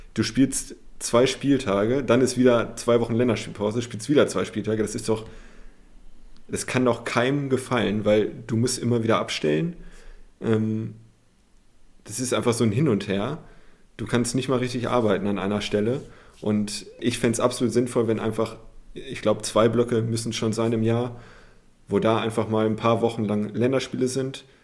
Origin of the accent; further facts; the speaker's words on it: Germany; als Deutscher auch, der sich mega für Fußball und auch die Bundesliga interessiert